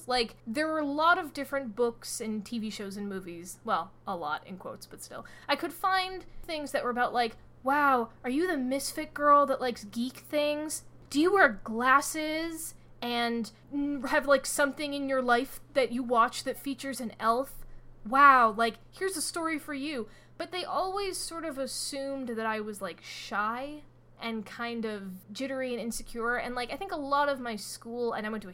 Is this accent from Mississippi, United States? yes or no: no; Fairfax, Virginia, United States; also born or lived in Boston area; now in Boston, United States; I am from Fairfax and Chantilly, really specifically, which is kind of a boring place to grow up